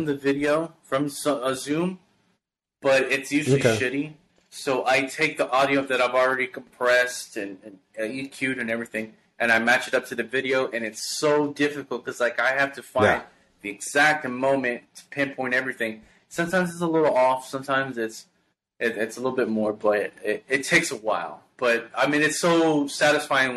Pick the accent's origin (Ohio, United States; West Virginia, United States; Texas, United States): Texas, United States; Houston; this is my community, this is my hometown, this is my city that I represent